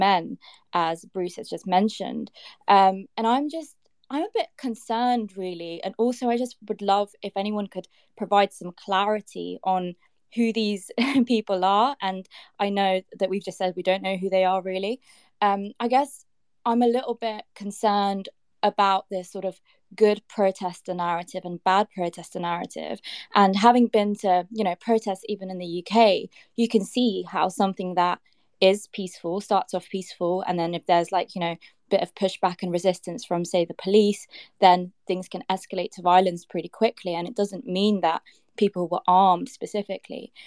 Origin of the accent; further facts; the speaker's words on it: Uzbekistan; also born or lived in Kazakhstan; now in London, United Kingdom; I'm currently based in London. I am from Uzbekistan